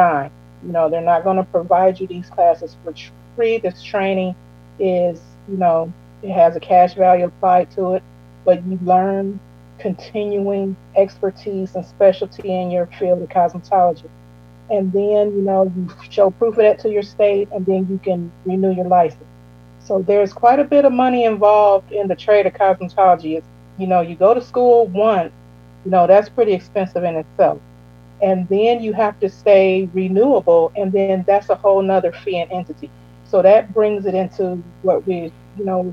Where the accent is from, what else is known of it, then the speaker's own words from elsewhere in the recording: Illinois, United States; moved away as an adult; now in Georgia, United States; I was born and raised in Illinois.